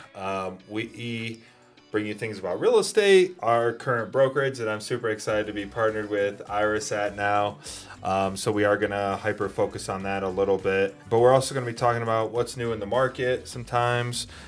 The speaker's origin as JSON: {"language": "English", "region": "New York", "country": "United States", "also_born_or_lived": "Fort Carson, Colorado", "moved": "as an adult", "lives_now": "Colorado, United States", "said": "originally from New York"}